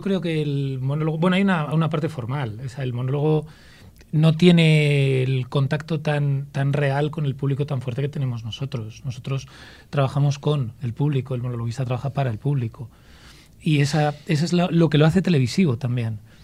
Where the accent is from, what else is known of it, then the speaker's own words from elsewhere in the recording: Ávila, Castile and León, Spain; also born or lived in Madrid / Salamanca; nací en Madrid y luego me crié en Ávila